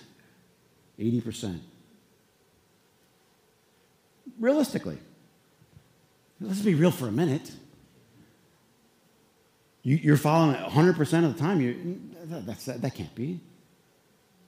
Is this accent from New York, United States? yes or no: no; Flint, Michigan, United States; we were in Flint, there was what, 1, 2, 3, 4 boys and 3 girls.